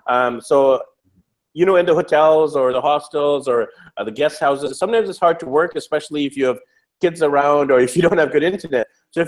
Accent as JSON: {"language": "English", "country": "Canada", "moved": "as an adult", "said": "the one thing that us three have in common, besides being fathers and entrepreneurs, is we're all from Canada. And now we're no longer in Canada. We're in South America, Asia, and Europe."}